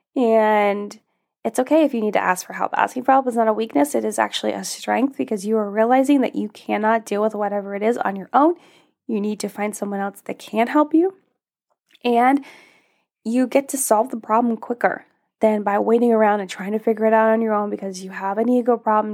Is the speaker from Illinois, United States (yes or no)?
no; Alaska, United States; I grew up in Alaska